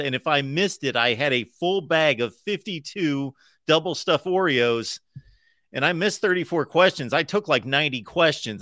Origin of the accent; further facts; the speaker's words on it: Midwest, United States; moved away as an adult; I grew up in the Midwest, grew up around Major League Baseball.